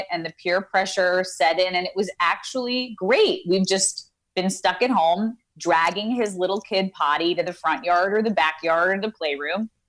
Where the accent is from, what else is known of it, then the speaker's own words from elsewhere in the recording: Ozone Park, New York, United States; moved away as an adult; now in Los Angeles, United States; I'm from Ozone Park, Queens.